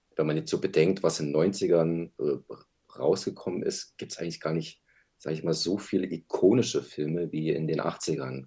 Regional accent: Berlin, Germany; Ich bin auch aus Berlin

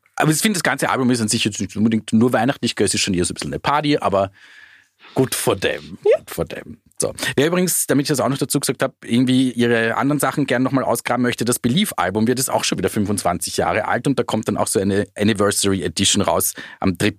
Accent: Austria; bei uns in Österreich hatten sie nur diesen einzigen Nummer eins Hit

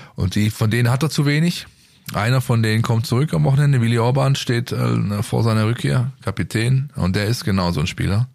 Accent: Stuttgart, Baden-Württemberg, Germany; für mich als Stuttgarter

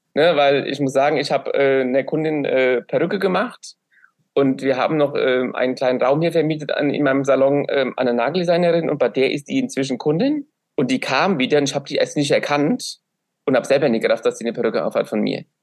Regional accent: Aschaffenburg, Bavaria, Germany; ich bin aus Aschaffenburg

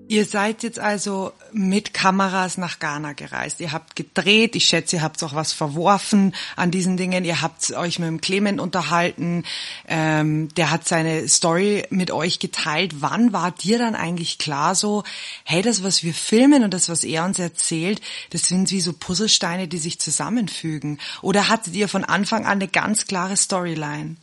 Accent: Bavaria, Germany; now in South Africa; Wir sind ja beide aus Bayern

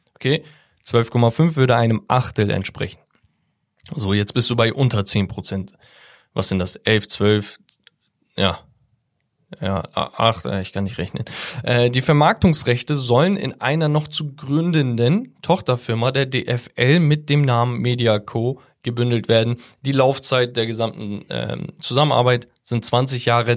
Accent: Hamburg, Germany; ich bin Hamburger.

